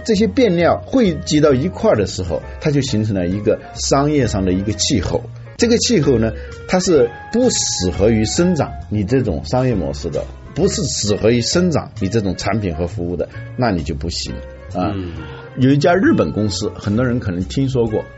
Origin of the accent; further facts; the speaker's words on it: China; 我们中国人